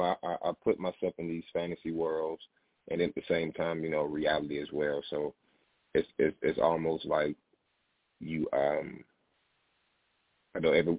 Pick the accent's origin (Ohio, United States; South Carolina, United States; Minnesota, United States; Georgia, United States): Georgia, United States; Albany; now in New Jersey, United States; I'm calling from New Jersey, but I'm originally from Albany, Georgia.